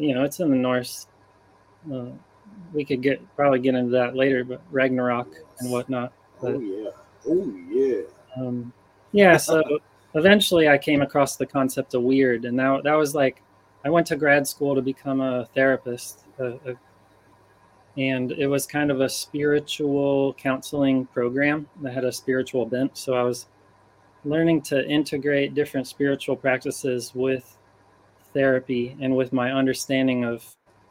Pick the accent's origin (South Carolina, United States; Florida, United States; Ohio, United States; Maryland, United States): Ohio, United States; I was raised in Ohio, and it was a rural area